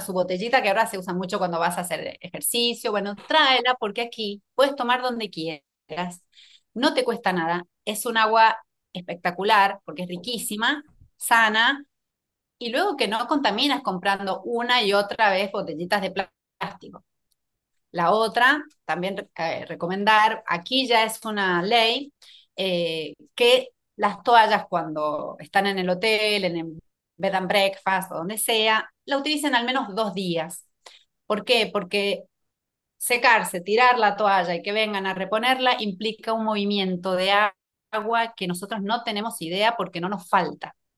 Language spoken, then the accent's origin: Spanish; San Juan, Argentina; moved away as an adult; also born or lived in Buenos Aires; Soy de una provincia muy cerquita de Chile, de San Juan.